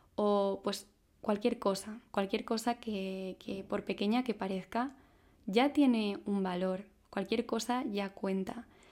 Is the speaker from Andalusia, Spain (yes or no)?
no; Madrid, Community of Madrid, Spain; tengo 26 años, soy de Madrid